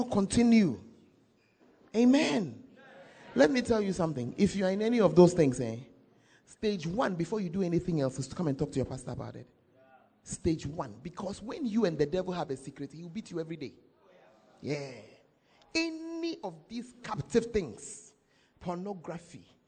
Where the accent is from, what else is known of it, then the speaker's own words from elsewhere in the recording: Accra, Greater Accra, Ghana; moved away; I am from Accra. I have not lived there for the past 30-something years